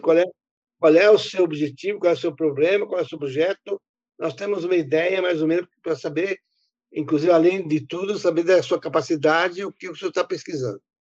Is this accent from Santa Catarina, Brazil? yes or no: yes; Rodeio, Santa Catarina, Brazil; born or raised there